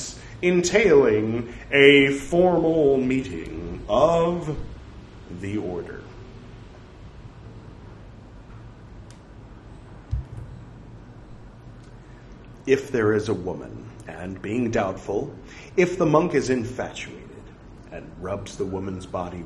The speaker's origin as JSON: {"language": "English", "country": "United States", "said": "since being American"}